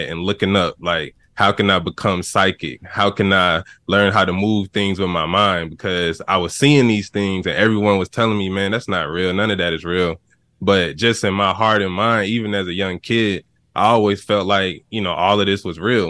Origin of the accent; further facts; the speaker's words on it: Atlanta, Georgia, United States; I'm from Atlanta, Georgia